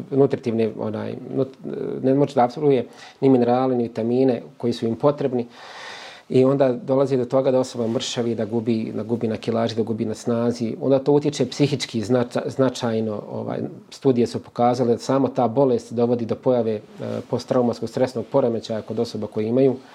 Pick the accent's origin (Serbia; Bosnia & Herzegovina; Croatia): Bosnia & Herzegovina; Kozarska Dubica, Republika Srpska; kad se spomene Bosanska Dubica, to odmah nekako vrati toliko, toliko uspomena kao mjesto gdje si rođen i proveo većinu života.